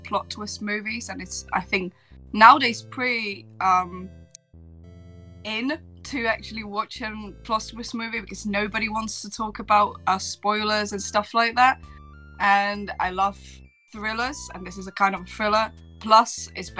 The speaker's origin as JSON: {"language": "English", "country": "Czechia", "moved": "yes", "lives_now": "United Kingdom", "said": "I'm from the Czech Republic, but right now I live in the UK"}